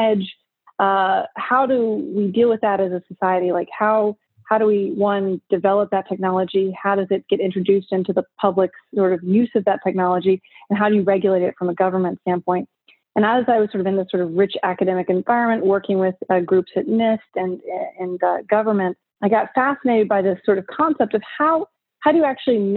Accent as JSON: {"language": "English", "town": "Richmond", "region": "Virginia", "country": "United States", "tie": "born or raised there", "said": "I grew up in Richmond, Virginia, on the East Coast of the United States"}